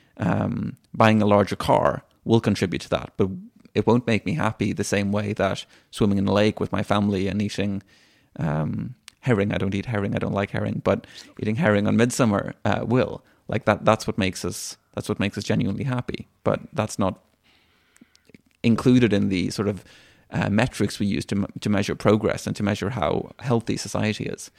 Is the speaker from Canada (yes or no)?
no; Sweden; also born or lived in Dublin, Ireland; I was born in Sweden, and I've lived my whole life in Sweden with, aside from the one year, um, we lived in Dublin.